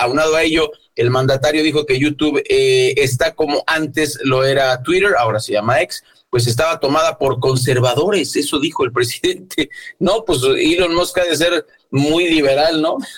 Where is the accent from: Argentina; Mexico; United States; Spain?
Mexico; como buenos mexicanos